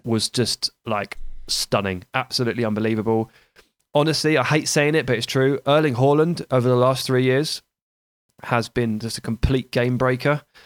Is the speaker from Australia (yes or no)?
no; Hampshire, near Basingstoke, South East England, United Kingdom; I grew up in, in Hampshire. I grew up near Basingstoke